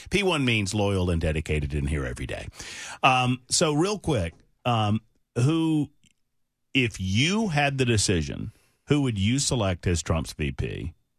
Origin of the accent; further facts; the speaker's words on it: Georgia, United States; also born or lived in Alabama; now in Tennessee, United States; I'm from Georgia, but I lived in Alabama for twenty years.